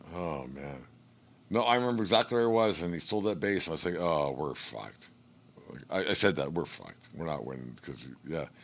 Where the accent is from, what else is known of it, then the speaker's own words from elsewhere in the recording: Canada; as a Canadian